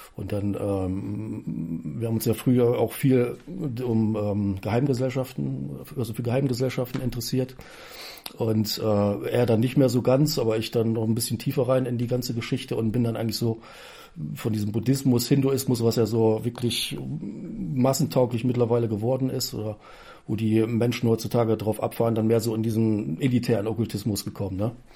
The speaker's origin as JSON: {"language": "German", "country": "Germany", "said": "ich komme aus Raden"}